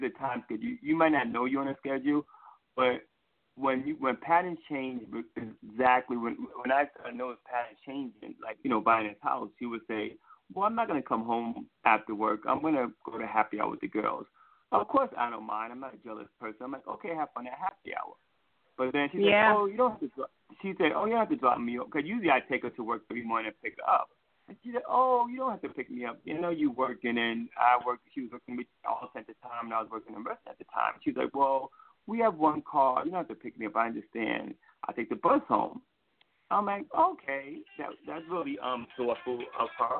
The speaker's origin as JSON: {"language": "English", "town": "New York City", "region": "New York", "country": "United States", "tie": "born or raised there", "accent": "New York", "moved": "as an adult", "lives_now": "Virginia, United States", "said": "I'm originally from New York City"}